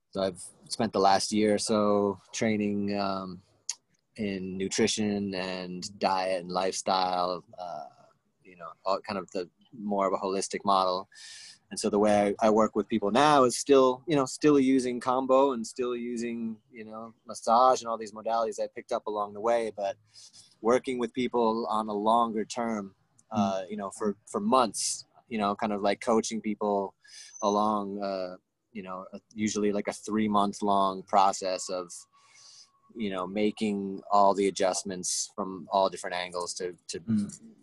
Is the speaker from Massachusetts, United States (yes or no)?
no; Rhode Island, United States; I came back to Rhode Island, and that's when I met you and met a lot of really beautiful people uh, in, in New England, in my hometown